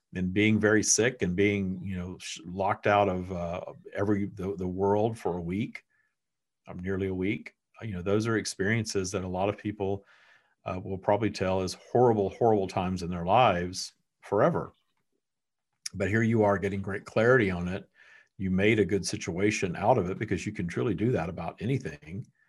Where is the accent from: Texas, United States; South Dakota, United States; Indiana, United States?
Texas, United States; also born or lived in Florida; now in Southern California, United States; I was born in Texas. My family has never left Texas.